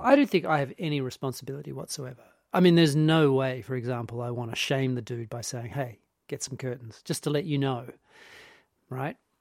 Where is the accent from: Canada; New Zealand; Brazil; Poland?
New Zealand; growing up in New Zealand in the eighties